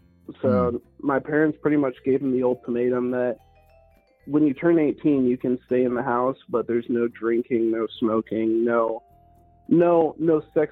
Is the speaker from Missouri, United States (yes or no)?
no; Bronx, New York, United States; born there; even though I was born in the Bronx, when you're adopted by a bunch of, like, white people from the Midwest, you kind of sound white.